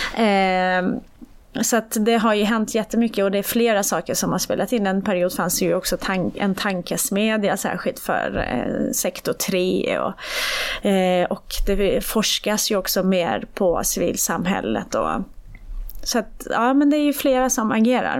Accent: Iran; now in Sweden; jag är född i Iran

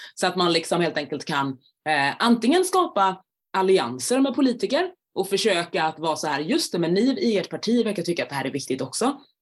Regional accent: Jönköping, Jönköping County, Sweden; moved away; Men jag kommer från början från Jönköping

